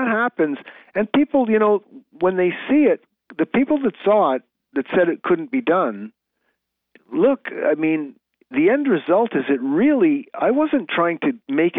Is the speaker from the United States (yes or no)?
no; Canada; You know, I'm a Canadian player, so I don't believe in dipsy doodle and all this fancy stuff.